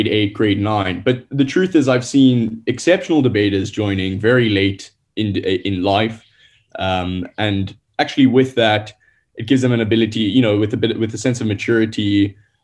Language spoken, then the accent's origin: English; Gauteng, South Africa; moved away; I'm from Gauteng originally